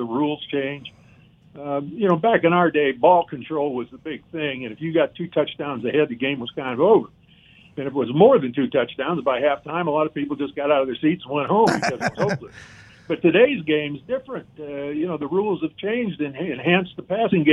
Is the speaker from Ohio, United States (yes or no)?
yes; Cleveland, Ohio, United States; moved away; I grew up in the Cleveland area